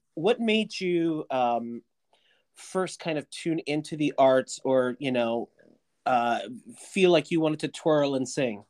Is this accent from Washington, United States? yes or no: no; Connellsville, Pennsylvania, United States; I'm from Connellsville, Pennsylvania